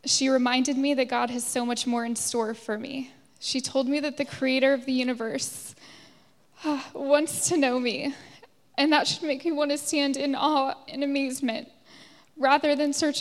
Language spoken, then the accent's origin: English; Virginia, United States; now in Dublin, Ireland; I'm from the States. I grew up in a Christian church in Virginia